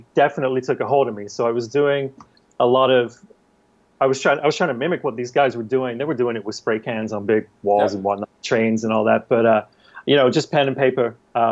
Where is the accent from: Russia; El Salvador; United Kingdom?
United Kingdom; England; moved away; as a youth growing up in England, in the late 80s